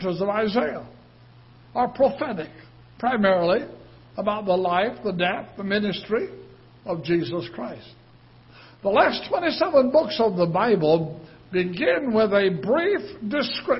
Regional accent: United Kingdom; moved away; I'm British

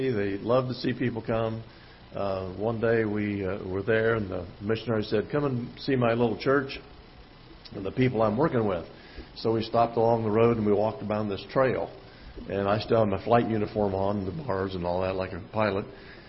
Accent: Iowa, United States; moved away as an adult; also born or lived in Vandenberg Air Force Base, California / Haiti; when I came back to Iowa

